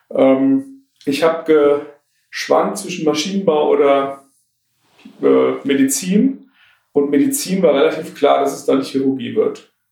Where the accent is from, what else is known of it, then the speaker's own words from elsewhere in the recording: Taunus, Hesse, Germany; also born or lived in Tübingen / Marburg / Berlin / Aachen; komme ich tatsächlich hier aus dem Taunus. Ich bin im Taunus groß geworden, bin dann nach dem Abitur, äh, habe ich die Region verlassen, über Tübingen, Marburg nach Berlin, war dann bis 2010 in Berlin.